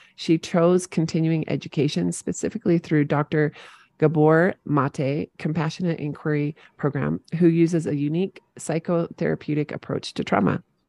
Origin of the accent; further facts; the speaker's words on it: St. George, Utah, United States; Saint George, Utah, my hometown